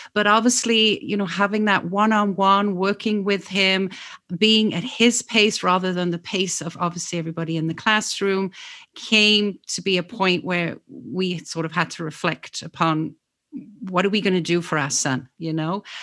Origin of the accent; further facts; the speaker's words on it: England, United Kingdom; moved away; also born or lived in Oxford, England; I'm actually from England